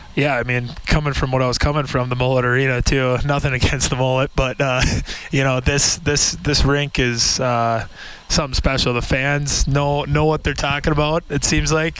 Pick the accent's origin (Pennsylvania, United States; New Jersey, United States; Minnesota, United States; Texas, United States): Minnesota, United States; moved away; I come from Minnesota, and I'm used to hockey culture